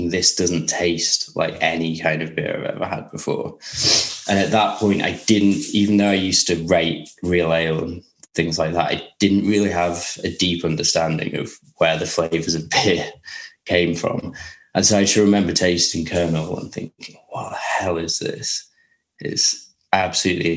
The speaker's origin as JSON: {"language": "English", "town": "Ilkley", "region": "Yorkshire and the Humber", "country": "United Kingdom", "tie": "born or raised there", "also_born_or_lived": "London", "moved": "yes", "lives_now": "Lewes, United Kingdom", "said": "Ilkley, which is my hometown"}